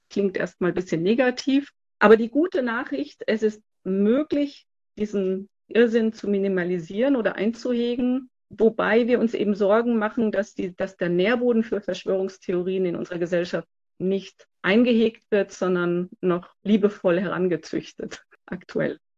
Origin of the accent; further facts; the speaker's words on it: France; also born or lived in Switzerland / United States; now in Munich, Germany; Ich wohne in München und ich bin in Frankreich aufgewachsen hauptsächlich, aber auch in der Schweiz und in den USA.